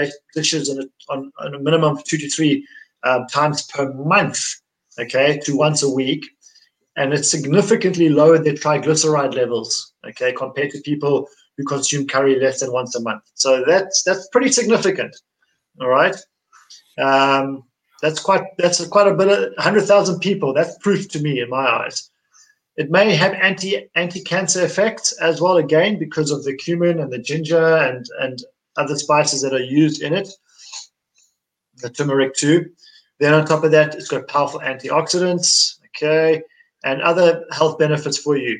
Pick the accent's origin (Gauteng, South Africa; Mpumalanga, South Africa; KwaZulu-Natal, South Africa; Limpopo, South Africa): KwaZulu-Natal, South Africa; Durban; I grew up in Durban where we eat curry all our lives. We grow up on it